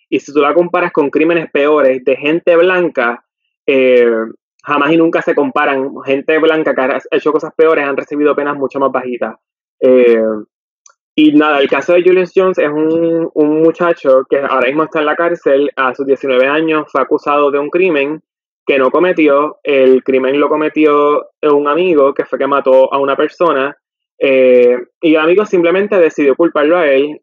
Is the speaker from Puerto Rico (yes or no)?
yes; Puerto Rico; nosotros aquí en Puerto Rico pues quizá no lo sentimos porque estamos en nuestro país de origen